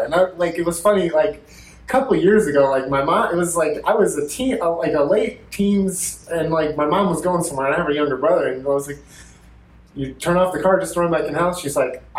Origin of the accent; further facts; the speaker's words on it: Dellwood, Missouri, United States; I grew up in Delwood, Missouri